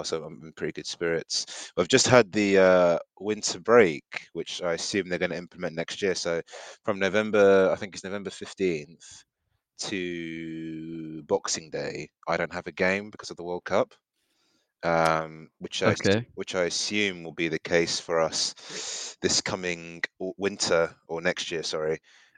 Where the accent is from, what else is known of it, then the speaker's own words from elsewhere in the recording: Nigeria; I'm also Nigerian as well.